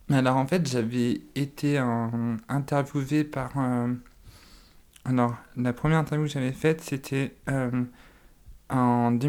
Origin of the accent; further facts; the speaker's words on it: Nantes, Pays de la Loire, France; moved away; also born or lived in Lyon; j'ai 28 ans, je suis originaire de Nantes.